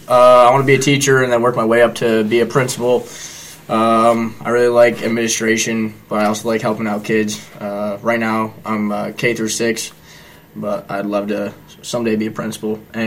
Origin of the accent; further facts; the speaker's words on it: New York, United States; moved away as an adult; I'm from New York.